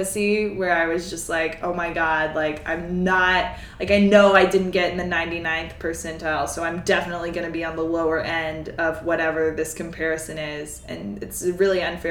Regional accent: Mississippi, United States; moved away; I'm from Mississippi.

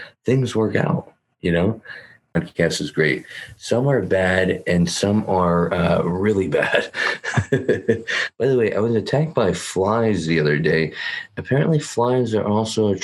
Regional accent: California, United States; I'm from California

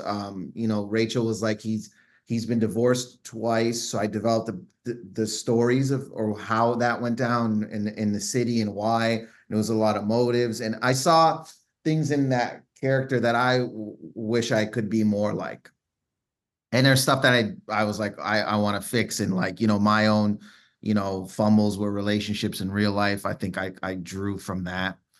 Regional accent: Canada; I'm Canadian

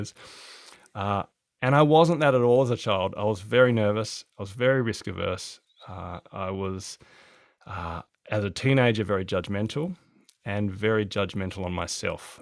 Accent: Adelaide, South Australia, Australia; now in Hobart, Australia; I'm from Adelaide originally, so I used to love the warmth

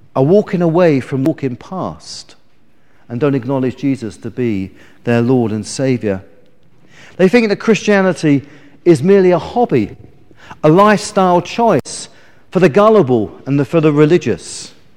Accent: England, United Kingdom; as we English people

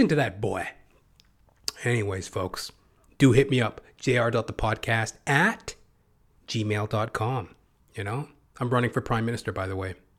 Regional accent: Canada; I'm Canadian

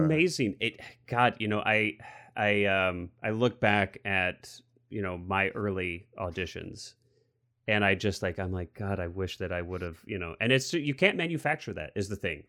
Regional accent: Missouri, United States; now I'm from Missouri

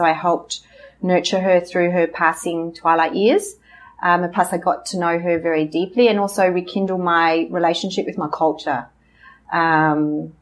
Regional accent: Perth, Western Australia, Australia; moved away as an adult; also born or lived in New Zealand / Pilbara, Western Australia / Nicaragua; I grew up most of my life in Perth. Pretty suburban, South Perth, nice area, but with a single mum

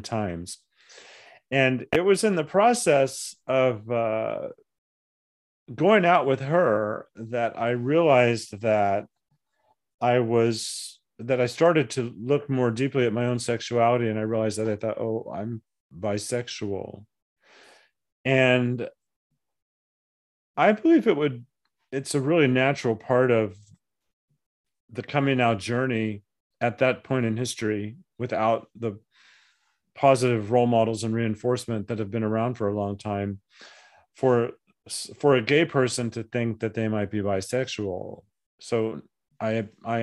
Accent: Flagstaff, Arizona, United States; also born or lived in Tucson, Arizona / Portsmouth, New Hampshire / Little Rock, Arkansas / Yuma, Arizona; I ended up growing up in Flagstaff

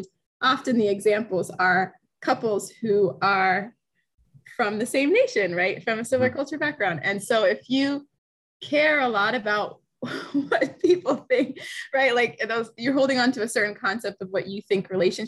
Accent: United States; growing up as an American

